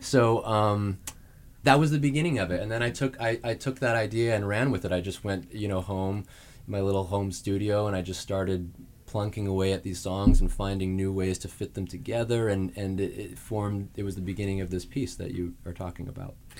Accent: Saskatoon, Saskatchewan, Canada; moved away as an adult; I'm from Saskatoon, Saskatchewan in Canada.

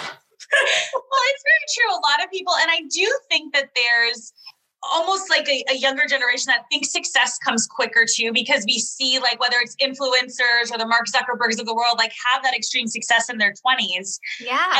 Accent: Canada; also born or lived in New York / Niagara-on-the-Lake; a fellow Canadian

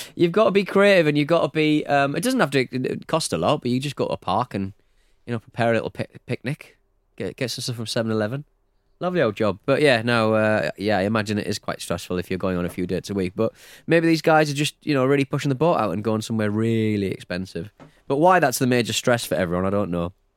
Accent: United Kingdom; I'm very British

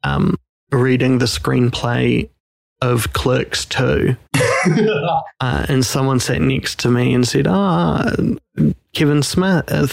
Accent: New Zealand; I'm a New Zealander. They know we are in Auckland, New Zealand

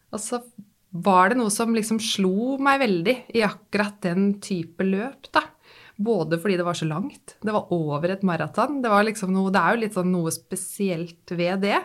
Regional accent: Nesbyen, Buskerud, Norway; now in Drøbak, Norway; hjemme i Hallingdal, hvor jeg vokste opp, på Nesbyen i Hallingdal

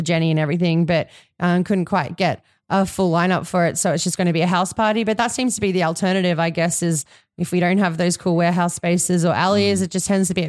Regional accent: Sunshine Coast, Queensland, Australia; I'm from the Sunshine Coast.

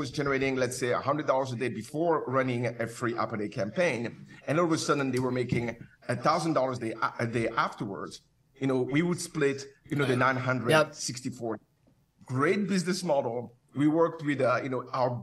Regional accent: Paris, Île-de-France, France; moved away as an adult; also born or lived in Cameroon / Canada; now in Santa Monica, United States; I'm from Paris

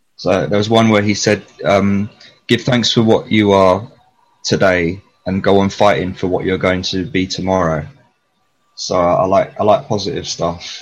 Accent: London, United Kingdom; I was raised in East Finchley in North London

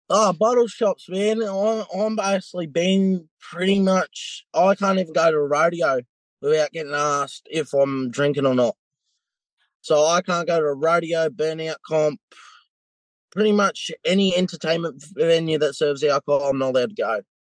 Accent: New South Wales, Australia; now in Western Australia, Australia; I'm from New South Wales originally, and my all my IDs are still New South Wales

